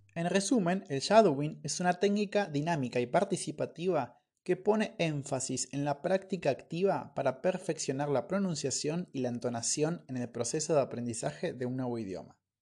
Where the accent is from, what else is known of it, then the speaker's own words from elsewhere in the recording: Argentina; moved away; estoy en mi ciudad natal ahora